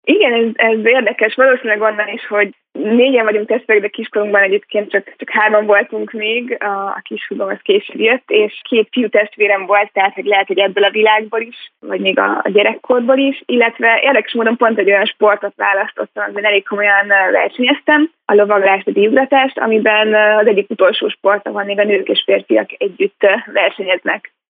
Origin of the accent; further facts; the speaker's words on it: Hungary; also born or lived in Munich / Los Angeles; már gyerekkoromban itthon Magyarországon egy amerikai iskolába jártam